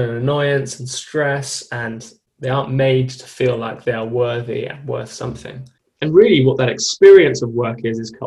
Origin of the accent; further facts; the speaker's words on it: London, United Kingdom; I come from an incredibly privileged upbringing, lived in South London, two parents, all who in the medical profession, or my grandparents in the medical profession. Grew up in like quite a fast paced school, like a London school